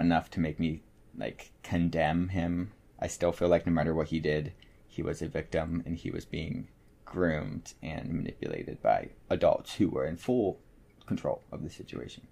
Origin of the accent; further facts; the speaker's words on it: Morgantown, West Virginia, United States; my hometown, Morgantown, West Virginia